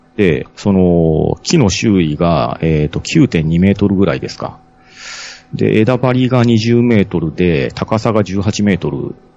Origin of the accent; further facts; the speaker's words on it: Okayama, Japan; also born or lived in Tokyo; 生まれも育ちも岡山で、まあちょっとあの祖父母が茨城県にいたりもして、うん、まあちょっとあの東京の方にも出てたこともありますけど、基本的にはもう岡山ですね